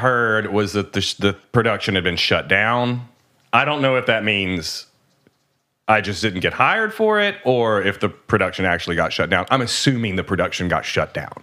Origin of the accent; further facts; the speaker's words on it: United States; I'm an American. I'm not French.